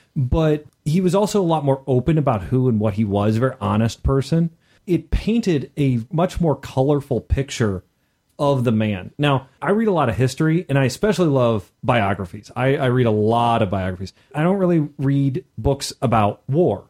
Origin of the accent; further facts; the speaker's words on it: Missouri, United States; I was from Missouri